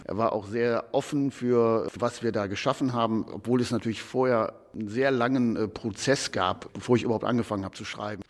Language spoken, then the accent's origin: German; Krefeld, North Rhine-Westphalia, Germany; ich bin in Uerdingen geboren